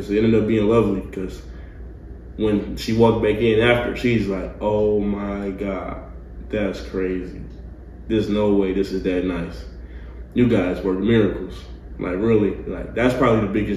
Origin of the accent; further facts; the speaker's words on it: Detroit, Michigan, United States; now in Nashville, United States; I'm from Detroit